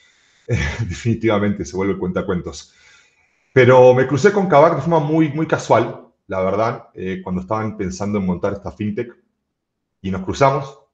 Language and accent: Spanish; Argentina; moved away as an adult; now in Mexico; yo soy argentino, vivo en México hace muchos años